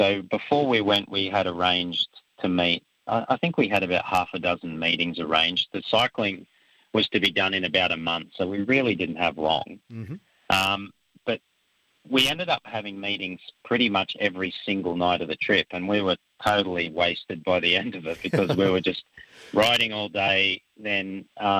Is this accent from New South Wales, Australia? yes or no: yes; Wollongong, New South Wales, Australia; also born or lived in Southeast Asia; I grew up in Wollongong and I spent most of my life here